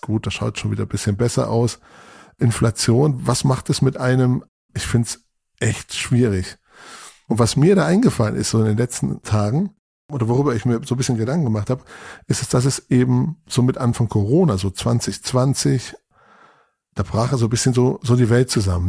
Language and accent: German; Munich area, Bavaria, Germany; Also ich komme aus, aus dem Münchner Raum